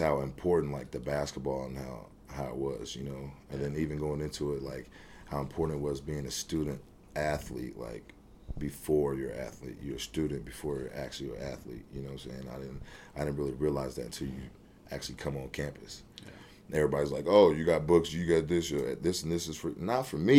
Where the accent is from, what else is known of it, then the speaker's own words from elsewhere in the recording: Lee's Summit, Missouri, United States; growing up in Kansas City